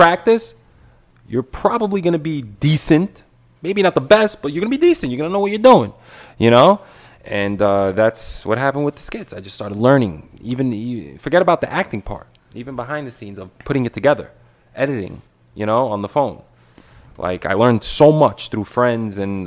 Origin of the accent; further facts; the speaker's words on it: New York City, New York, United States; I'm from Brooklyn.